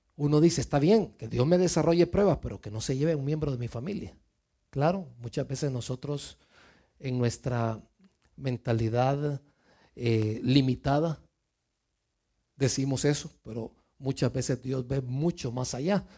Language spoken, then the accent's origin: Spanish; Mexico; moved away; venimos de México, yo vengo de México